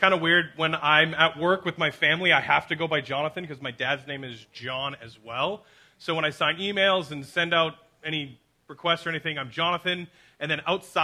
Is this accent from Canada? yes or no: yes; Abbotsford, British Columbia, Canada; I grew up and born and raised in Abbotsford